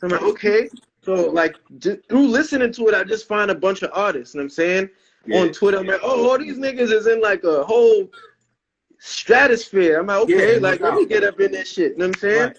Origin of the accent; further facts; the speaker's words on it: New York, United States; I'm from New York